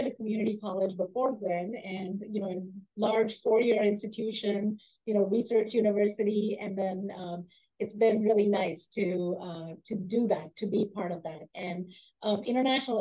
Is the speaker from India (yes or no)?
yes; India; moved away as an adult; also born or lived in Germany / Austria / Providence, Rhode Island / Michigan; now in Seattle, United States; grew up in India and studied in Germany and Austria first, and then came to the U.S. as an international student